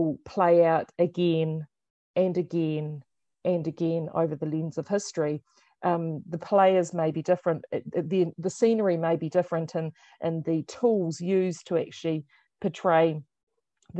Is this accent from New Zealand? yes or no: yes; New Zealand; at sixth form in high school, and at that time, of course, it was the height of the Cold War, so they were using the book as an allegory to actually explain to us in utopian New Zealand